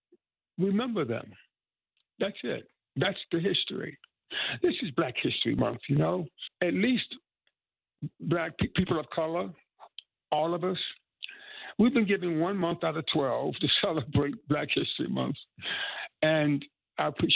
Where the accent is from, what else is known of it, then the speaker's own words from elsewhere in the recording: Tryon, North Carolina, United States; moved away; come back to my home state, an hour away from where I was born